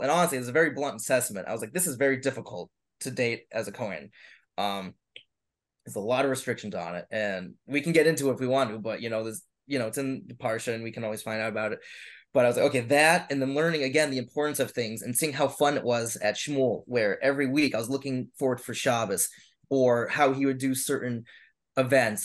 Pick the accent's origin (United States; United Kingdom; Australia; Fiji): United States; Boston, Massachusetts; I'm from Boston. I, I you know I I love here and I, and I want to stay here and I work here